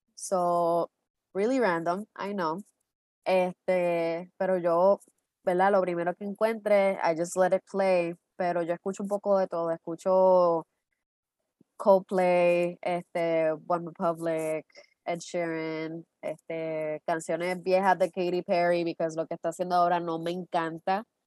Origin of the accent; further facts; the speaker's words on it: Puerto Rico; somos puertorriqueños